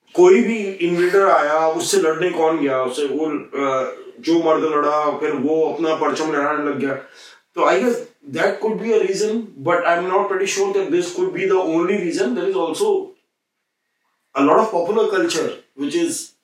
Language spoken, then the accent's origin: Hindi; UP, Uttar Pradesh, India; मैं यूपी से हूं